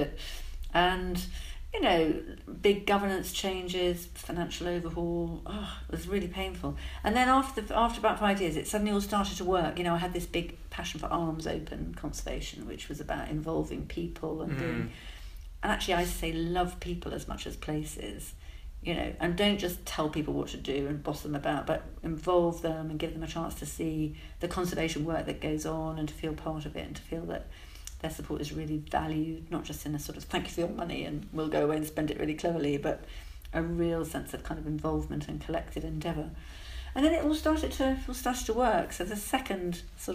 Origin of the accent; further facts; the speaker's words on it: Alston, North West England, United Kingdom; now in Cambridge, United Kingdom; I was born in Alston, so I think I've got hills in my DNA